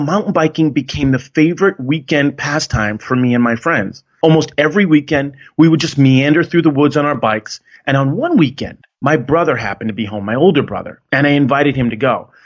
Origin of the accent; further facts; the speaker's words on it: Connecticut, United States; I grew up in Connecticut